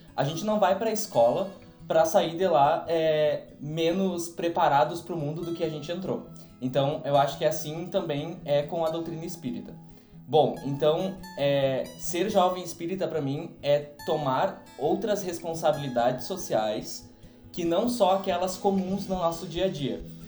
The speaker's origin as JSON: {"language": "Portuguese", "town": "São Borja", "region": "Rio Grande do Sul", "country": "Brazil", "said": "sou da cidade de São Borja"}